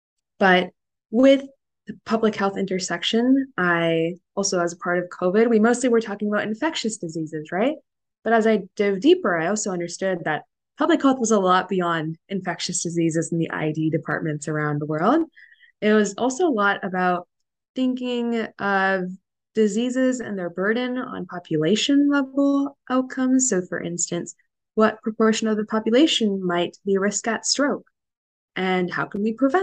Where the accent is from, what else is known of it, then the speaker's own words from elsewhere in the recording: Northern California, United States; moved away as an adult; now in New York, United States; I was born and raised in Northern California and moved to the opposite coast, of course, for college at Columbia